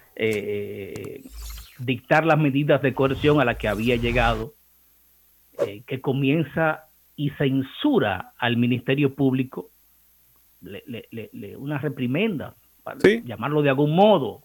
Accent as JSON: {"language": "Spanish", "region": "Cibao", "country": "Dominican Republic", "accent": "Cibaeño", "said": "en ese acento encantador de nosotros los ibaeños"}